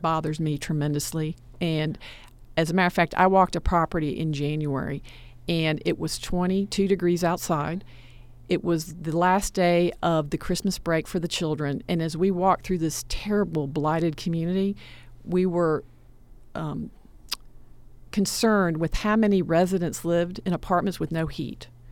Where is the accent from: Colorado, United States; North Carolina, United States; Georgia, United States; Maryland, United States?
Georgia, United States; Atlanta; I'm a product of DeKalb County Public School System. I grew up in Atlanta